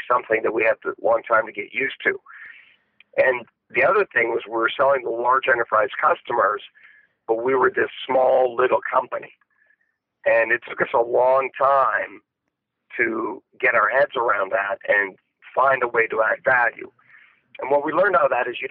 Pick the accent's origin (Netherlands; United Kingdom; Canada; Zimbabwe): Canada; I grew up in Canada